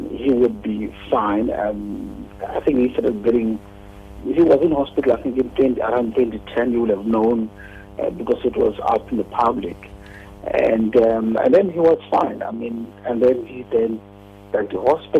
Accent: South Africa; us as South African

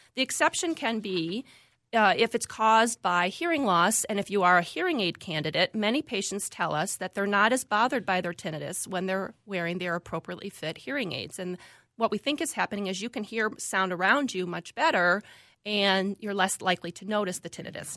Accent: Chicago, Illinois, United States; moved away as an adult; also born or lived in Valparaiso, Indiana / Florida; now in Minnesota, United States; I grew up, like I said, in the Midwest, lived in the suburbs of Chicago, both in the Illinois side and briefly in the Indi-, Indiana side

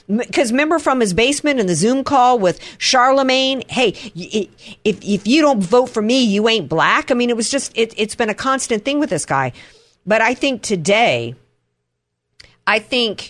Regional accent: United States; as an American, as the daughter of two Marines

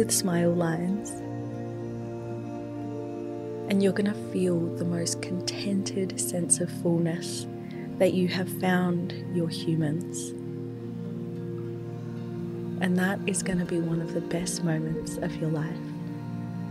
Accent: Adelaide, South Australia, Australia; if you are from a small city like I am, I'm from Adelaide

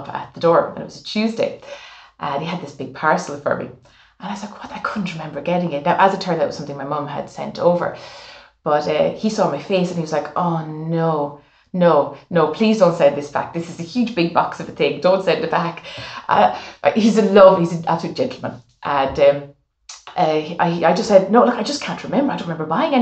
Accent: Ireland

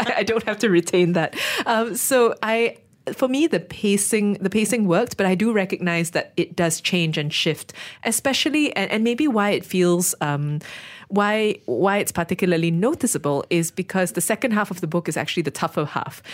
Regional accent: Malaysia; we're Malaysian

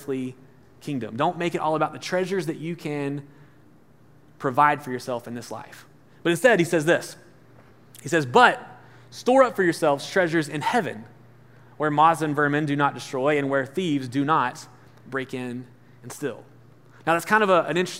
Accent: Alabama, United States; moved away; I'm from Alabama, and you know, my high school students joke at me because I talk about Alabama all the time, but it's funny to be in from like the country.

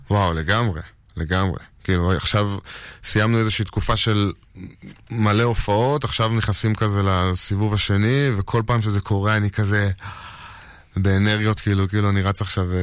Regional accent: She'ar Yashuv, Northern District, Israel; also born or lived in Tel Aviv; גדלתי כל הזמן בשאר יישוב

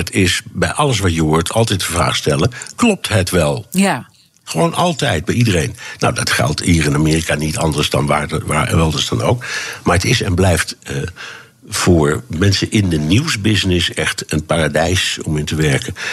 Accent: Tehran, Tehran Province, Iran; Dutch is a second language; also born or lived in United States; Ik, ik kwam uit Teheran, waar ik de, de, de Iraanse revolutie heb meegemaakt.

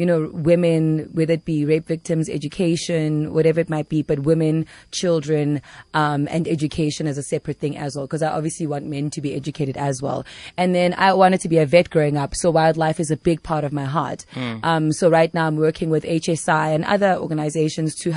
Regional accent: South Africa; also born or lived in New York; I'm from South Africa

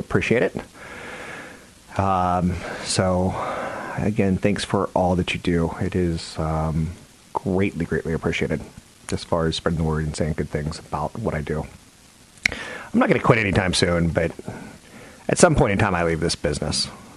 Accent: the South, United States; I'm from the South

